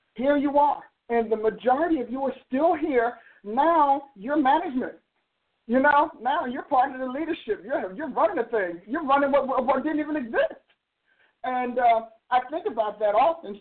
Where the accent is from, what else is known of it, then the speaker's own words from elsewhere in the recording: New Jersey, United States; moved away; I'm from New Jersey